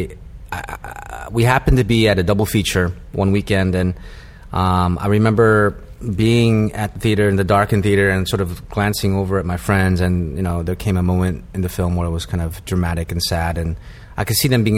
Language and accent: English; Vancouver, Washington, United States; moved away as an adult; also born or lived in Seattle / New Haven / New York City; I grew up in Washington State, Vancouver, Washington, which is essentially Portland, Oregon.